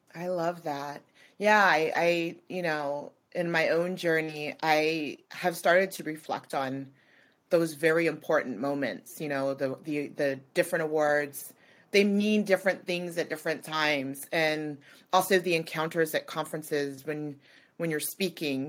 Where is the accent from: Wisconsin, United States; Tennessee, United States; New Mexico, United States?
New Mexico, United States; now in California, United States; I'm from New Mexico, so I grew up in the desert